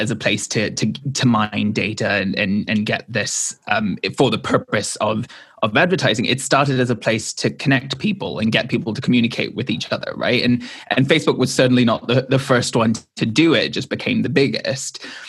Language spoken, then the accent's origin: English; Hong Kong; and I was raised partially in Hong Kong.